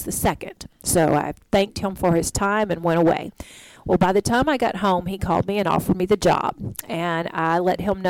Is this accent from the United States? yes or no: yes; Vicksburg, Mississippi, United States; moved away; also born or lived in Selma, Alabama; I was born in Selma, Alabama in 1972, and I grew up in Vicksburg, Mississippi.